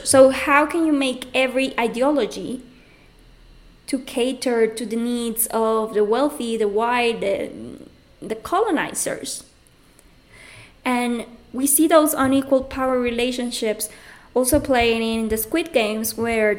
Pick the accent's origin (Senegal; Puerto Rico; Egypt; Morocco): Puerto Rico; moved away; also born or lived in Mexico; I'm coming from Puerto Rico